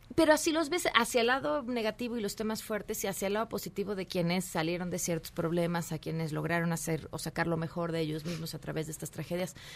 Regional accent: Mexico

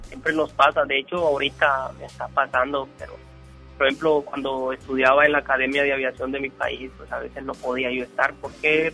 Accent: Honduras; moved away as an adult; now in Monterrey, Mexico; que dije que era hondureño

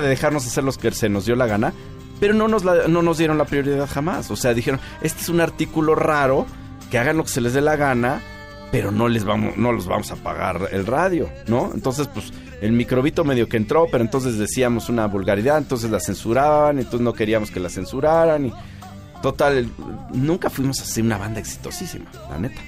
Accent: Mexico; a pesar de que soy mexicano, que mi mamá es de Tamaulipas

